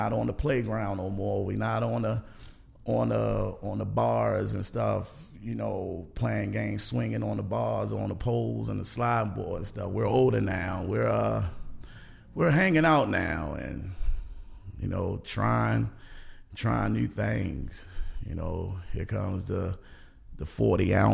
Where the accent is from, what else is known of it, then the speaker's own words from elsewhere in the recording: Baltimore, Maryland, United States; I grew up in Northwest Baltimore, Garrison Avenue